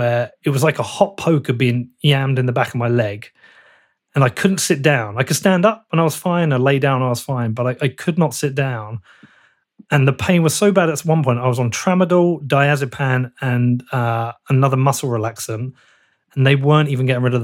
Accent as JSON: {"language": "English", "town": "Bedford", "region": "East of England", "country": "United Kingdom", "said": "I'm from Bedford."}